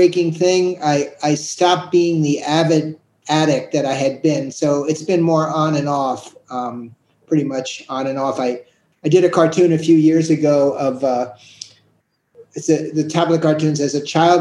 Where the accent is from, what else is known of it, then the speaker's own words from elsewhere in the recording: New York City, New York, United States; I grew up in the Upper West Side of Manhattan